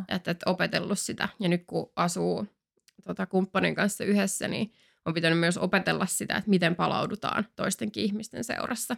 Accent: Finland; also born or lived in France; me siis asuttiin Ranskassa kaksi vuotta silloin, kun mä olin mm. niin nelos- ja vitosluokalla. Sitten me tultiin takaisin Suomeen

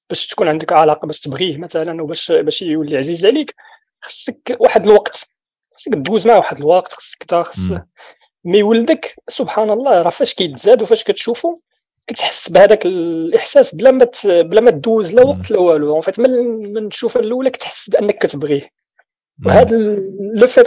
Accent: Morocco; اللي عندنا في المغرب كتحتفل بالاعياد الدينيه

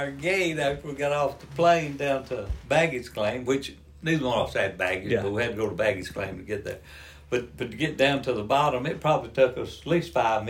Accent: the South, United States; Now, remember, I'm from the South.

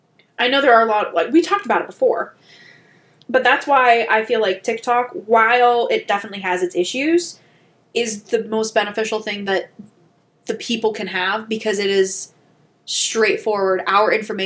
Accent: St. Clairsville, Ohio, United States; born or raised there; moved away

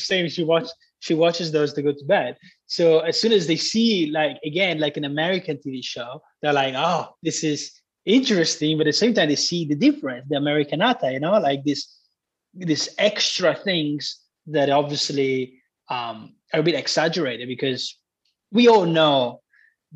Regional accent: Italy; also born or lived in United States; I came back to Italy

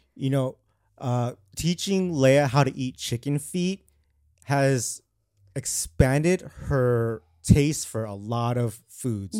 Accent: Glendale to Arcadia, California, United States; when I grew up, I was in a more of a white dominant, uh, elementary school. And so when I moved from Glendale to Arcadia

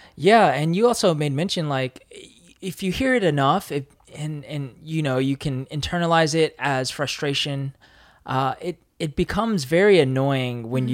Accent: United States; moved away as an adult; now in Korea; I grew up in the States

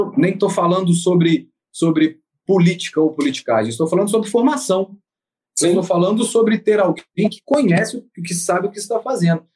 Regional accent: Belo Horizonte, Minas Gerais, Brazil; now in Rio de Janeiro, Brazil; numa cidade que não é a minha, porque eu sou de Belo Horizonte

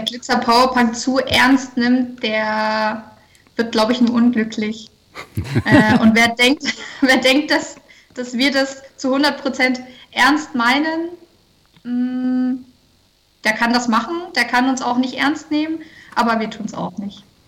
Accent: Freiberg, Saxony, Germany; moved away as an adult; also born or lived in Leipzig / Dresden; wir kommen aus Leipzig und Dresden. Äh, gerade wohnen wir da, ursprünglich aus Freiberg

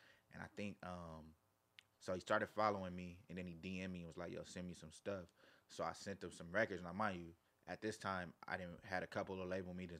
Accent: Carson, California, United States; I'm from Carson. Like TDE Studio is in Carson.

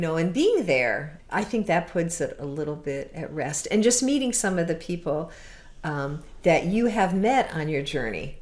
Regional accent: Connecticut, United States; moved away as an adult; now in Door County, Wisconsin, United States; originally, um, I'm from Connecticut

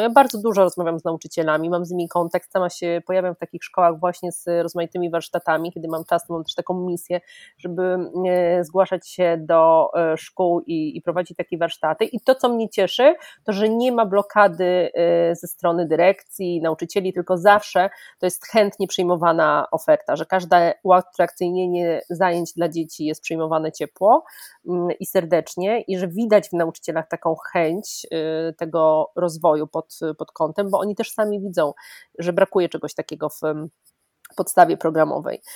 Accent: Greater Poland, Poland; jestem z Wielkopolski, moja babcia, moja cała rodzina jest z Wielkopolski

